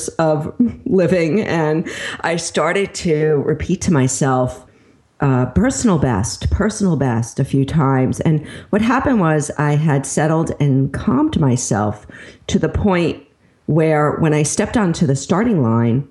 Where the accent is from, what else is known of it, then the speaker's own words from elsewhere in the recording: Long Island, New York, United States; moved away; also born or lived in Brooklyn, New York / Pennsylvania; I was born in Brooklyn and then raised on Long Island, went to school in Manhattan. So I'm a true blood New Yorker